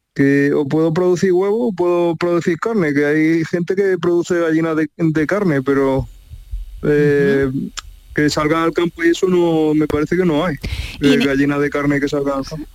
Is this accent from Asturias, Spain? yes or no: no; Pozoblanco, Andalusia, Spain; yo soy de Pozo Blanco